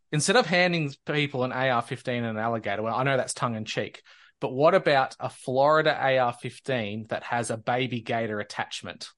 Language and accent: English; Australia; as an Australian